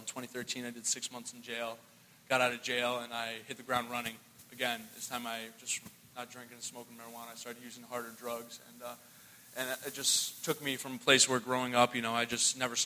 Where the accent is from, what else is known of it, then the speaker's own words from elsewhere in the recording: Hartford, Connecticut, United States; I'm from Hartford, Connecticut.